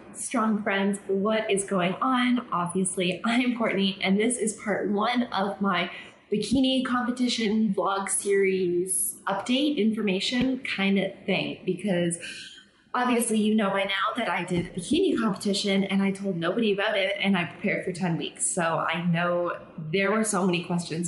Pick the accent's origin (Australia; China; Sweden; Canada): Canada; now in Mexico; I'm Canadian